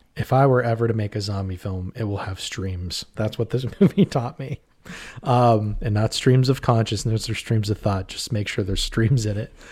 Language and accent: English; Pittsburgh, Pennsylvania, United States; we're from the Pittsburgh area, Western Pen-, Pennsylvania